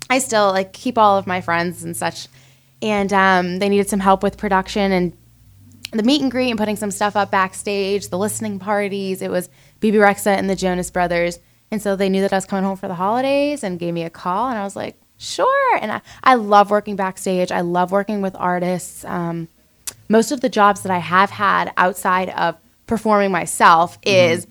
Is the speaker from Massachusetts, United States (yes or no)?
yes; North Reading, Massachusetts, United States; moved away as an adult; now in Nashville, United States; North Reading. How it's a little bit north of Boston. It's a pretty rural town, small town, about 30 minutes from Boston, 30 minutes to New Hampshire, and um, 30 minutes to the coast.